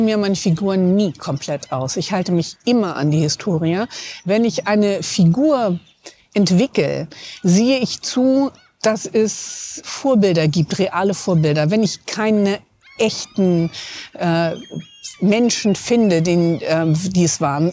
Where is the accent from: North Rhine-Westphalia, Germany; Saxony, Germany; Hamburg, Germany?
Hamburg, Germany; außerdem bin ich Hamburgerin